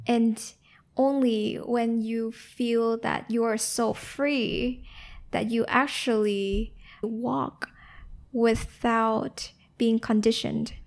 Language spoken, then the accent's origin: English; Ho Chi Minh City, Vietnam; moved away; also born or lived in Bao Loc, Lam Dong, Vietnam / United States; the environment I grew up in in Saigon